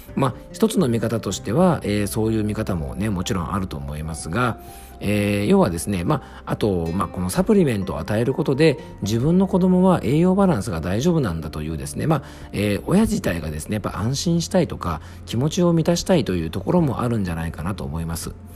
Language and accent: Japanese; Yamanashi, Japan; FM 甲府、僕の地元のね、山梨県にある FM 局